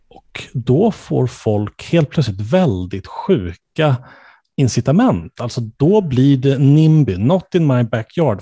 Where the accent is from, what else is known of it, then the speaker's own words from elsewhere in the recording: Stockholm County, Sweden; jag som då är född och uppvuxen i, eh, Stockholmsregionen, om än inte i Stockholms kommun